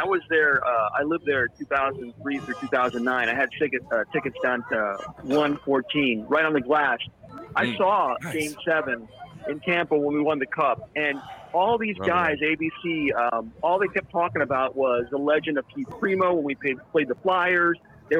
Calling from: Okinawa, Japan; Okinawa? Okinawa, Japan, bro.

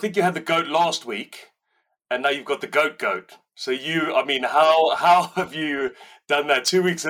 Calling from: Newton Abbot, South West England, United Kingdom; I'm calling in from sunny Devon. I say sunny, not very sunny today, but... Yeah, South Devon, Newton Abbott.

